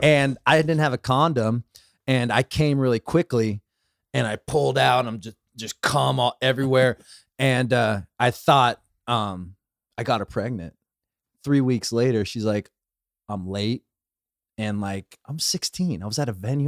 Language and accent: English; Los Angeles, California, United States; I grew up in the valley, I grew up in West Hills